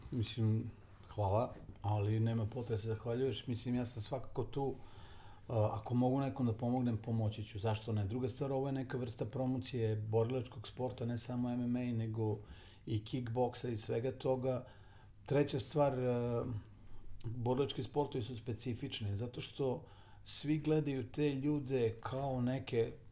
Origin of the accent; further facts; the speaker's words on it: Novi Sad, Vojvodina, Serbia; I ja želim da to bude Novi Sad, jer pre svega je to moj grad, ali se ja osjećam kao Srbin, građanin Srbije, to sam i od uvek bio